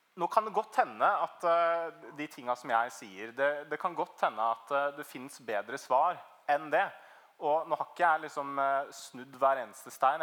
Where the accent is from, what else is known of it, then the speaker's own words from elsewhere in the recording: Trøgstad, Østfold, Norway; moved away as an adult; Jeg kommer egentlig fra Trøgstad. Det er liksom ute på bondelandet i Østfold